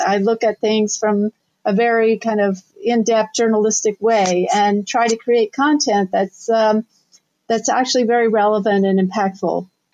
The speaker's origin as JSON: {"language": "English", "region": "Southern Ohio", "country": "United States", "also_born_or_lived": "New York City", "moved": "as an adult", "said": "I'm originally from Southern Ohio."}